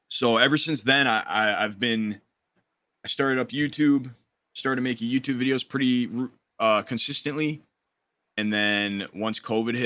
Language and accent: English; Detroit, Michigan, United States; I'm from Detroit, Michigan